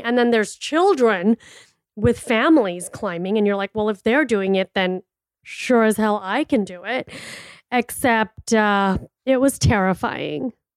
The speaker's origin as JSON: {"language": "English", "town": "Miami", "region": "Florida", "country": "United States", "moved": "as an adult", "lives_now": "Scottsdale, United States", "said": "I am from Miami and it is humid and it is hot over there"}